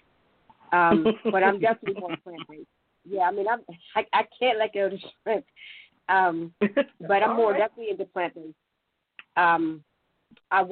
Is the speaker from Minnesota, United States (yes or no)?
no; Pittsburgh, Pennsylvania, United States; also born or lived in Monroeville; I'm from Pittsburgh, born and raised from Pittsburgh